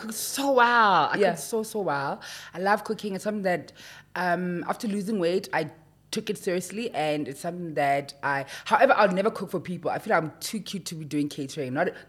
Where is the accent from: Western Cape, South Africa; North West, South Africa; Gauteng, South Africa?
North West, South Africa; Mahikeng; I'm from Mafikeng. I am 34 years of age.